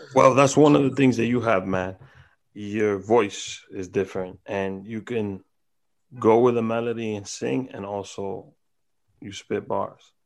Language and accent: English; New York, United States; I'm from New York